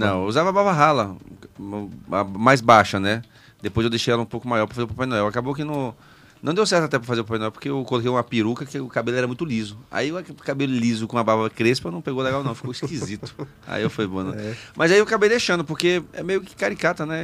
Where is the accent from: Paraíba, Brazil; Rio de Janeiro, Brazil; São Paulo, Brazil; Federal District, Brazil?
Federal District, Brazil; Brasília; also born or lived in Bacabal, Maranhão / Piauí; Eu nasci em Bacabal, então. fui pro Piauí, com três anos vim para Brasília. Aí fiquei aqui